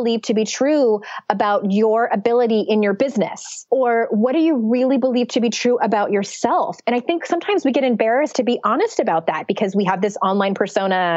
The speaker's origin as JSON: {"language": "English", "town": "San Diego", "region": "California", "country": "United States", "tie": "born or raised there", "moved": "yes", "said": "I went back to my hometown of San Diego"}